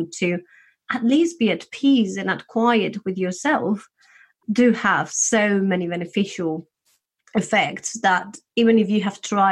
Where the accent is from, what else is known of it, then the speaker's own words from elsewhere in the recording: Spain; I'm from Spain, a place where we tend to be quite open.